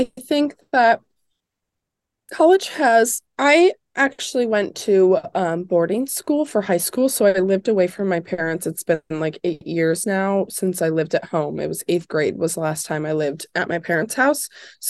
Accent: Indiana, United States; So I am from Indiana, and I was super aware growing up of IU.

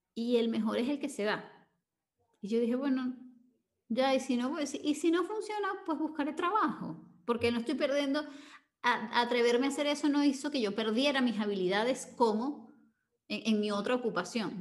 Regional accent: Venezuela; cuando regreso a Venezuela

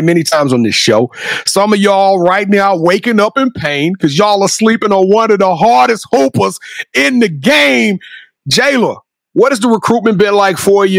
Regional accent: Louisiana, United States; I'm from Louisiana.

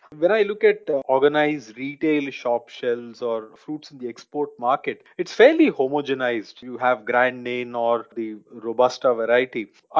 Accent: Tiruchirappalli, Tamil Nadu, India; I come from the south. I come from Tamil Nadu, near Trichy, where the Banana Research Institute of India is located.

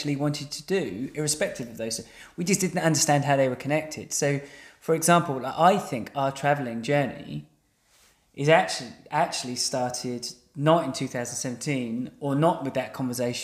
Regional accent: England, United Kingdom; we're English, right? So we're, as English people, we've kind of grown up in this institution

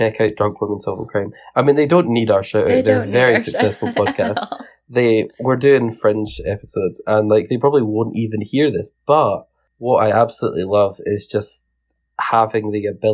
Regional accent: Scotland, United Kingdom; I'm from Scotland

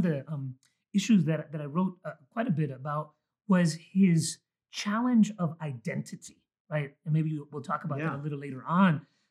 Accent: Mexico; born there; I was born in Mexico, so I have a Mexican birth certificate.

